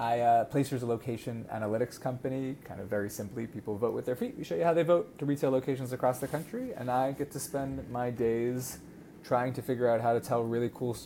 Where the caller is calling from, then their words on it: Tel Aviv, Tel Aviv District, Israel; So you are catching me in sunny Tel Aviv.